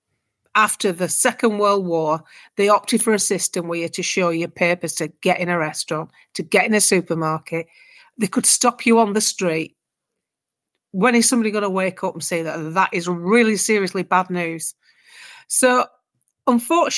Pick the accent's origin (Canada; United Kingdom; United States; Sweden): United Kingdom; We're British.